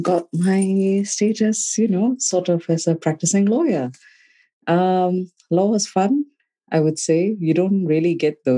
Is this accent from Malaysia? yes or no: yes; Malaysia; moved away as an adult; also born or lived in Cardiff, Wales; In Malaysia. I'm born and brought up in Malaysia.